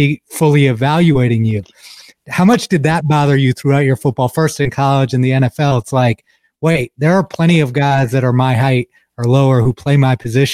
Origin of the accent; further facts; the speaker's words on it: Toledo, Ohio, United States; I'm actually from Toledo, Northwest, right? Ohio.